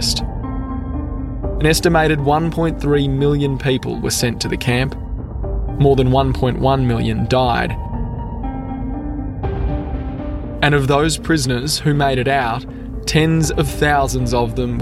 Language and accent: English; Brisbane, Queensland, Australia; I'm an Australian journalist from Brisbane